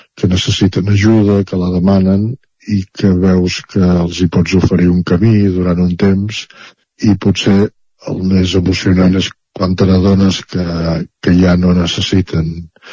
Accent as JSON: {"language": "Catalan", "town": "Centelles", "region": "Catalonia", "country": "Spain", "said": "participant en entitats culturals de, de Centelles, eh, del meu poble"}